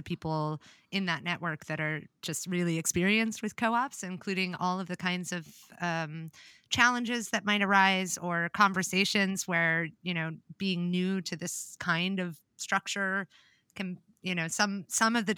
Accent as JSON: {"language": "English", "region": "Virginia", "country": "United States", "said": "I am from Virginia"}